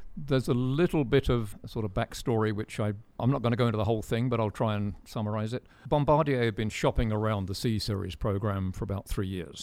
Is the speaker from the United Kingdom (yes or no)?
yes; United Kingdom; As a Brit